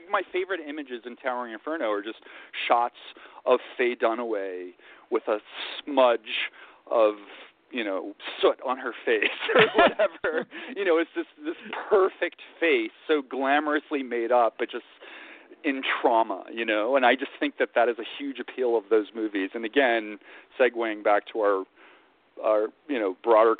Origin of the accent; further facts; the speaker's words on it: Virginia, United States; moved away as an adult; also born or lived in New York; I grew up in Virginia.